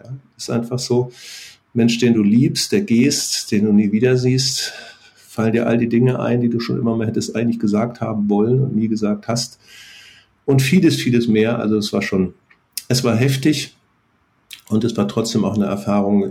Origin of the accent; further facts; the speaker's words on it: North Frisia, Schleswig-Holstein, Germany; Wir sind in Nordfriesland aufgewachsen